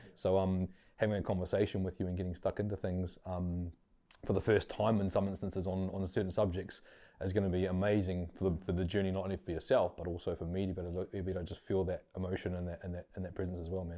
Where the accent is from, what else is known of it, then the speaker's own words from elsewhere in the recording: Auckland, New Zealand; born and bred in West Auckland.